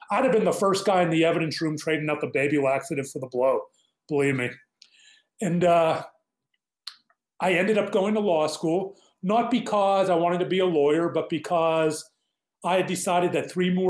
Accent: Pittsburgh, Pennsylvania, United States; I'm a boomer. Growing up in Pittsburgh

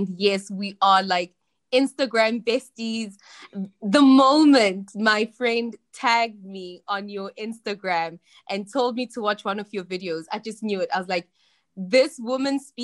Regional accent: South Africa; moved away as an adult; also born or lived in China; I'm from South Africa

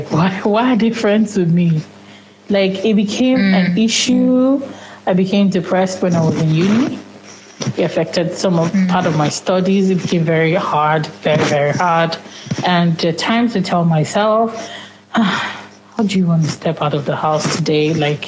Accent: Nigeria; first language Yoruba; English is a second language; because I usually do not speak in my native tongue, that's Yoruba.

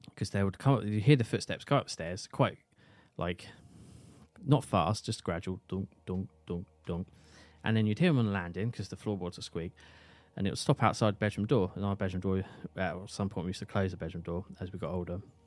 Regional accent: St Neots, East of England, United Kingdom; my hometown of Saint Neers

